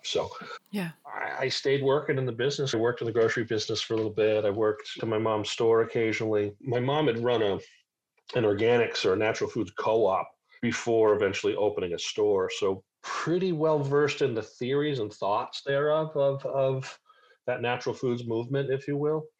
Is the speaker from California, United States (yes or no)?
no; Cape Cod, Massachusetts, United States; also born or lived in Syracuse, New York / Mohawk Valley, New York; now in South Carolina, United States; I was raised on Cape Cod